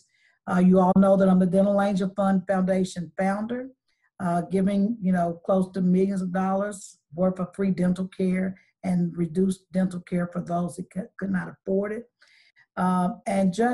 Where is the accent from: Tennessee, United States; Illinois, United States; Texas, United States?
Tennessee, United States; Chattanooga; I am a native Chattanoogan. I was born in College Hill Courts. And so this city is my home. And I am considered a daughter of the city because I was raised here all of my life